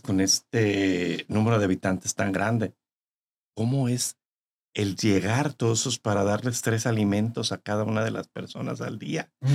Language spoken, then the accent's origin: Spanish; Tototlán, Jalisco, Mexico; moved away; Yo soy de Tototlán.